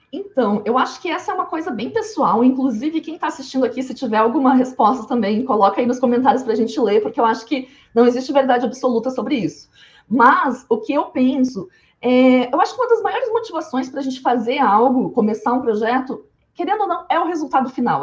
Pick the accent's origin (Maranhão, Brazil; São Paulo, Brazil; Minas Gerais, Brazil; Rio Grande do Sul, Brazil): Rio Grande do Sul, Brazil; interior of; eu sou do interior do Rio Grande do Sul